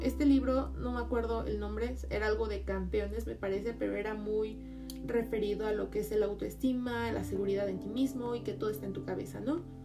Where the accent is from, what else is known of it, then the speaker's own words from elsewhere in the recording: Mexico City, Mexico; yo soy de Ciudad de México